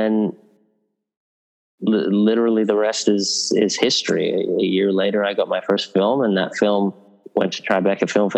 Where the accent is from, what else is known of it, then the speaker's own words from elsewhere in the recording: Sydney, New South Wales, Australia; moved away as an adult; also born or lived in England; a kid growing up in Northern Beaches in Sydney